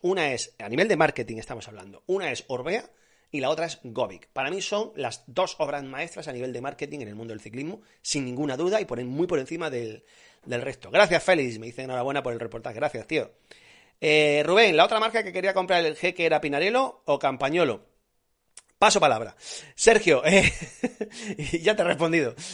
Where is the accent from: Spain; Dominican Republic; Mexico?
Spain; Granada, Andalusia; en mi tierra se hacen buenas migas, en Granada se hacen muy buenas migas